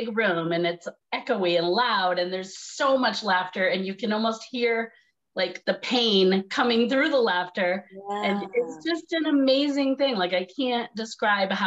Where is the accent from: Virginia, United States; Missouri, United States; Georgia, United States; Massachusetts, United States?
Massachusetts, United States; moved away as an adult; also born or lived in New York City; I'm from Massachusetts, but I went to New York City to go to college for acting